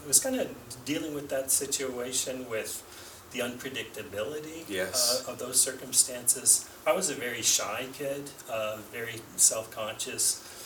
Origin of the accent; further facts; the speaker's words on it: Cape Breton Island, Nova Scotia, Canada; my parents settled in Cape Breton Island